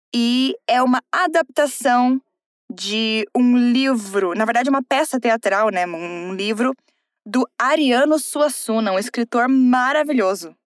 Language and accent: Portuguese; South Region, Brazil; eu sou do Sul